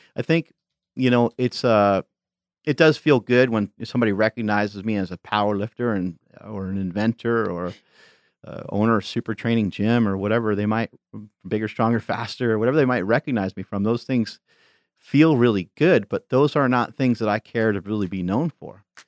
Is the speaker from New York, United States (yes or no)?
yes; New York, United States; moved away; I grew up in New York